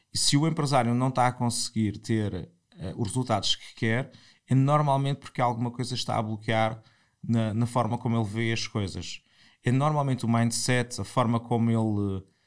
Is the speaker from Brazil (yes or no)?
no; Portimão, Algarve, Portugal; moved away as an adult; also born or lived in Lisbon; sou de Portimão, estudei em Portimão, no, fiz o liceu em Portimão e em 98 venho para Lisboa